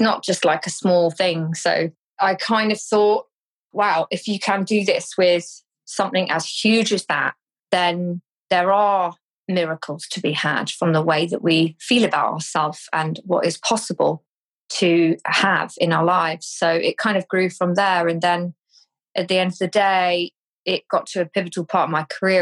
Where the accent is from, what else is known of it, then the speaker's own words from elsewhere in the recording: Cornwall, South West England, United Kingdom; I'm from Cornwall